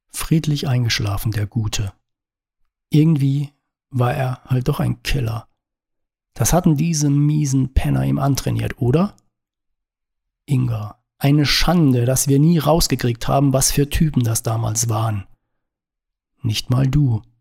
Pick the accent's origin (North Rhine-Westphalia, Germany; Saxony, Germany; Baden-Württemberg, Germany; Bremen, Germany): Baden-Württemberg, Germany; moved away as an adult; Und ich komme aus dem Schwarzwald hat ausschließlich positives Feedback zur Folge. Dabei war der Schwarzwald schon lange nicht mehr das, was er vor etwa 30 Jahren noch war als ich mit 20 von dort wegzog in die große Stadt.